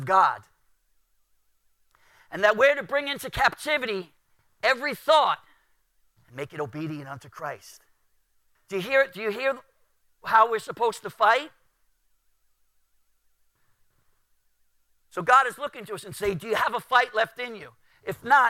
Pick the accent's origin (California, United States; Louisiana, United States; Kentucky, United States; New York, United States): New York, United States; New York City; I grew up in Brooklyn